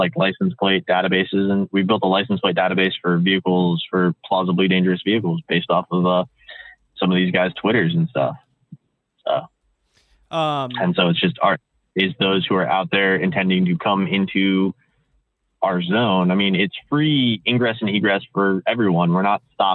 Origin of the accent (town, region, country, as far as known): Washington, D.C. area, District of Columbia, United States; born or raised there; now in Seattle, United States